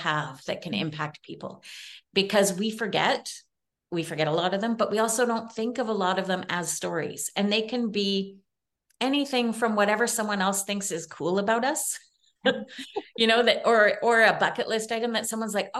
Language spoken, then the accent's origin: English; Canada; I'm Canadian